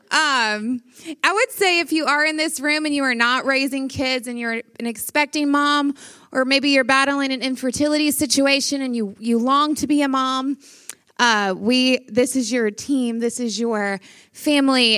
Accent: Louisiana, United States; I am from Louisiana

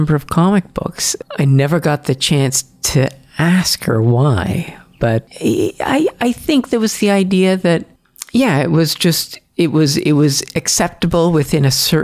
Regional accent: Châteauguay, Quebec, Canada; also born or lived in Montreal; I was born in Montreal, but grew up in a nearby suburb called Châteauguay.

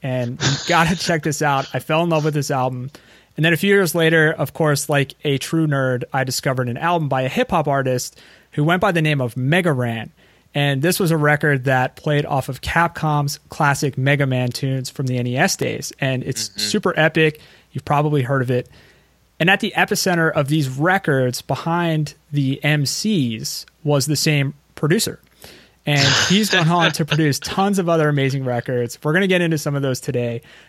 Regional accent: Philadelphia, Pennsylvania, United States; I'm from the Philadelphia area

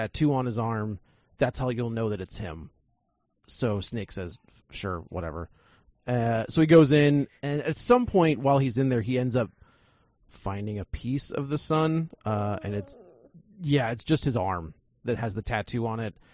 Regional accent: St. Louis, Missouri, United States; my hometown

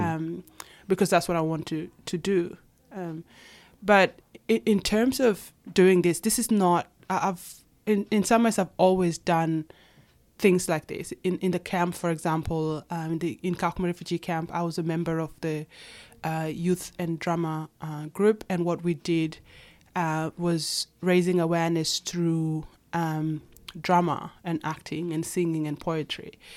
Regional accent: Kakuma, Turkana County, Kenya; moved away as an adult; also born or lived in Itang, Ethiopia / Nairobi, Kenya; now in Australia; I was born in Ethiopia in a refugee camp called Itang, and then grew up, of course, in Kenya, and then came to Australia when I was eighteen

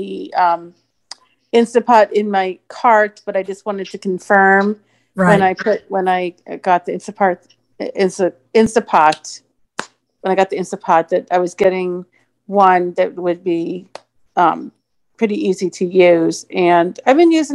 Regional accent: Phoenix, Arizona, United States; I'm from Phoenix

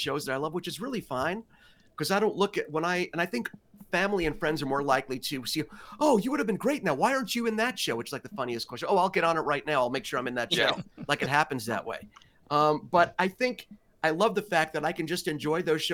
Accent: New York City, New York, United States; where I grew up in Greenwich Village in Manhattan, in New York

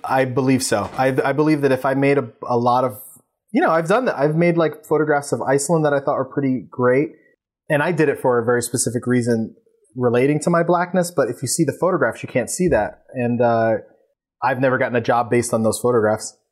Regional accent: New York City, New York, United States; also born or lived in Long Island City, Queens; I am from Queens, but Eastern Queens

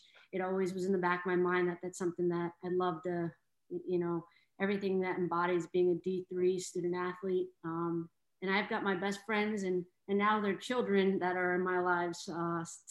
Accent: Sharon, Massachusetts, United States; moved away as an adult; also born or lived in Bronx, New York; I'm from Sharon, Mass. So I was a 22-year-old moving to the Bronx

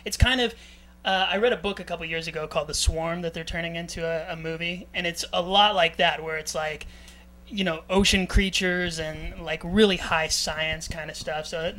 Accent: Florida, United States; I grew up on the beach. I grew up in Florida

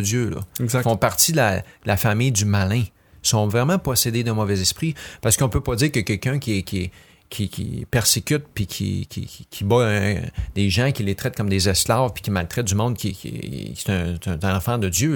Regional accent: Quebec, Canada; je suis peut-être québécois, blanc, francophone

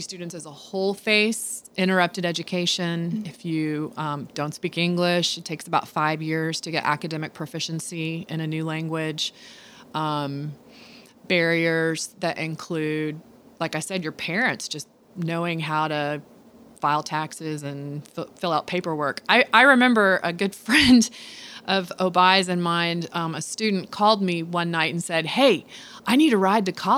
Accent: United States; as an American and as a woman

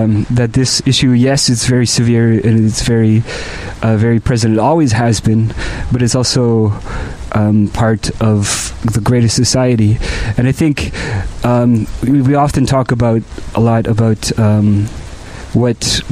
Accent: Montreal, Quebec, Canada; I grew up in Montreal my whole life

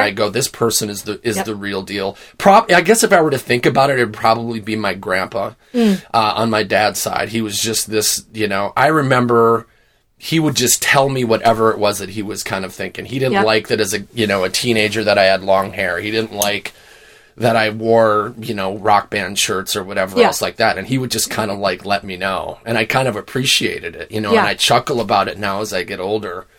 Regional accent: Wisconsin, United States; Born and raised in Wisconsin

